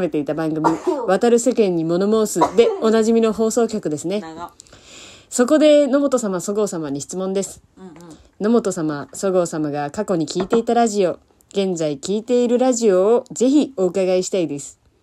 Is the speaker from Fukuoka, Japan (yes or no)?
no; Kagawa, Japan; moved away; 地元香川